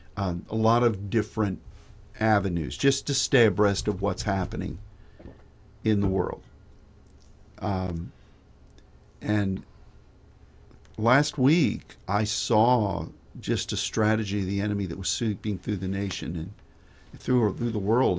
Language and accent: English; United States; as an American